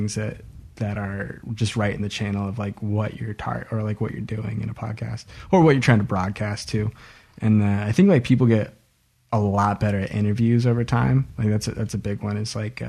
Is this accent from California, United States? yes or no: no; Oregon, United States; we're from Oregon